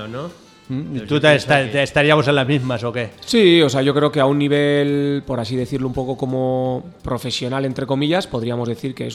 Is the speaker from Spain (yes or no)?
yes; Barakaldo, Basque Country, Spain; now in Benasque Valley, Spain; nací en Baracaldo